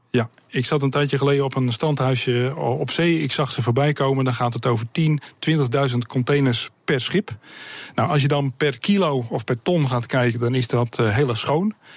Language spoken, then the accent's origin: Dutch; Sliedrecht, South Holland, Netherlands; Ik kom uit Ziederecht, ik ben een baggeraar